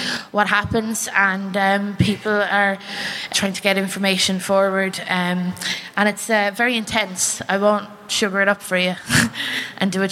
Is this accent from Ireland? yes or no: yes; Ireland; I'm from the Republic of Ireland